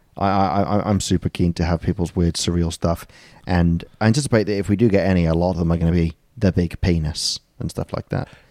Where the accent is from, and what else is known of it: United Kingdom